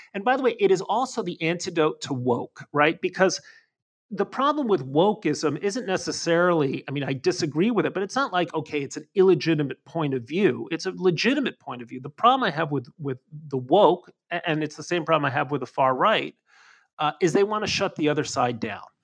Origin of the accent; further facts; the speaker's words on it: Mexico; moved away; I grew up in Mexico.